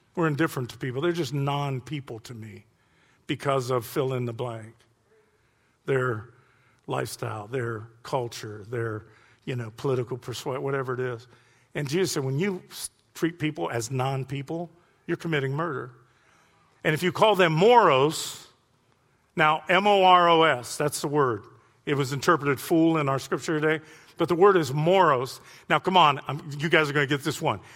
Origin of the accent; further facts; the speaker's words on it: Youngstown, Ohio, United States; moved away; I'm from Youngstown